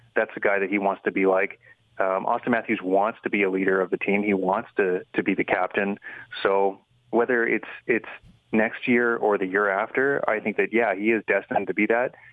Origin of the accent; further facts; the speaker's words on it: Kamloops, British Columbia, Canada; about a half hour from my hometown of Kamloops